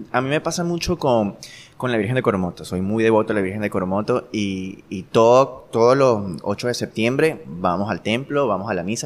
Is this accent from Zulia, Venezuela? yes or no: no; Guanare, Portuguesa, Venezuela; Yo nací aquí en Guanare